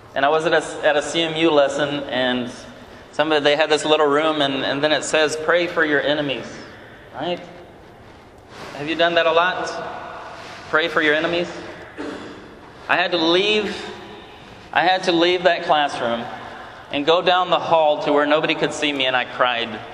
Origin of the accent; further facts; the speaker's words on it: Brazil; moved away; I'm from Brazil originally